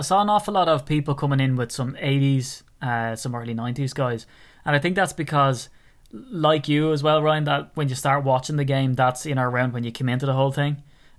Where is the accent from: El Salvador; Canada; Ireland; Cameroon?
Ireland; accent: Irish; it's just my Irish accent.